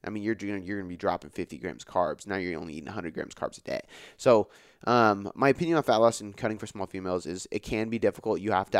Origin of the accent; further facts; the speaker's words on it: West Coast, United States; a lot of East Coast rap, even though I'm from the West Coast.